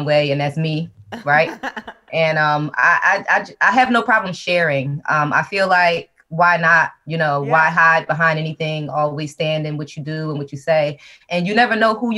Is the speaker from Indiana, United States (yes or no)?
no; Philadelphia, Pennsylvania, United States; I'm originally from Philadelphia